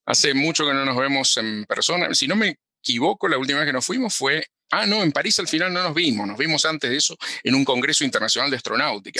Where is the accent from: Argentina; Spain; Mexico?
Argentina; Cañuelas, Buenos Aires Province; moved away as an adult; now in United States; yo nací en Cañuelas, sí, sí, sí, nací en Cañuelas